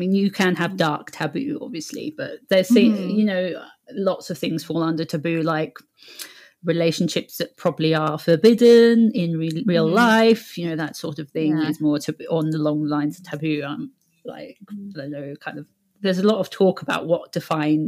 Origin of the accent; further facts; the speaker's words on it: England, United Kingdom; accent: British; moved away as an adult; now in Scotland, United Kingdom; I have a British accent. I'm actually from England, but I currently live in Scotland